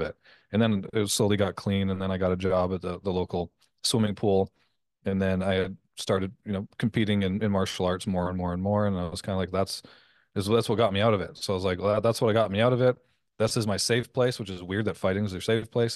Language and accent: English; Canada; moved away as an adult; also born or lived in Las Vegas; I'm Canadian